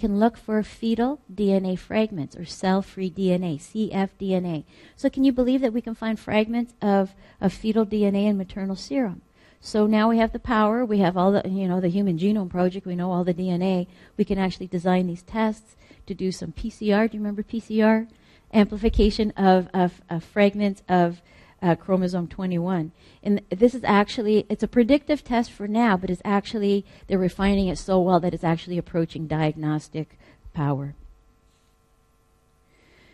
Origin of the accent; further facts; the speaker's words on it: Canada; I'm Canadian